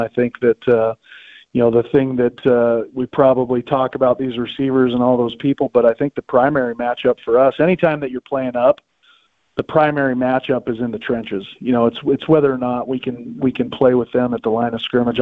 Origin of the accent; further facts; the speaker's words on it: Pocatello, Idaho, United States; grew up in Pocatello, Idaho